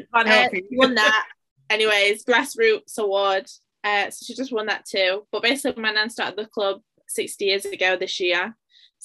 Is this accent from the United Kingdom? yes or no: yes; Sheffield, Yorkshire and the Humber, United Kingdom; I'm from Sheffield. We've never moved from here.